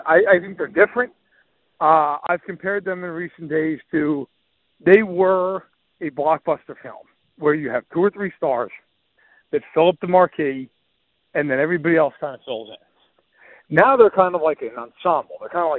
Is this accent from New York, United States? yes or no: yes; New York, United States; I'm from New York. I can tell you, I got a lot of friends back home who are Giants fans who are looking to sell tickets.